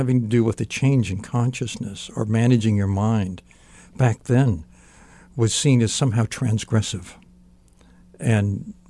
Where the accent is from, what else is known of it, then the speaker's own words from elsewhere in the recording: California, United States; born there; So I was born in the Central Valley of California, which is like the Midwest of California.